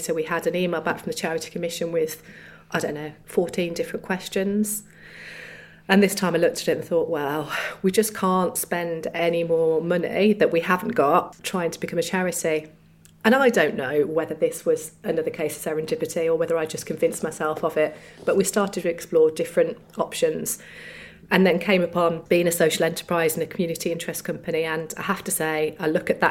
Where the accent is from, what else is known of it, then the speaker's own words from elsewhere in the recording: Solihull, West Midlands, United Kingdom; we're from Solihull